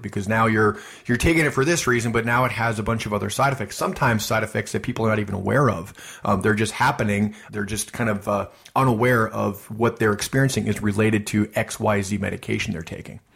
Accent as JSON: {"language": "English", "region": "Midwest", "country": "United States", "said": "I'm from the Midwest"}